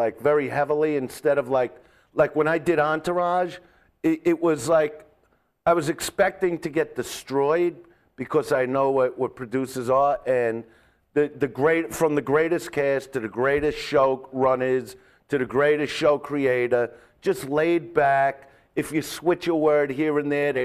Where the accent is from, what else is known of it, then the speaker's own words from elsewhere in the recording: Brooklyn, New York, United States; now in Los Angeles, United States; I'm from Brooklyn